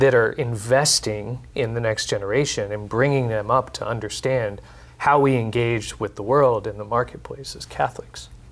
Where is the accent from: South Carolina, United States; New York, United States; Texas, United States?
Texas, United States; Houston; moved away; I was born and raised in Texas, in Houston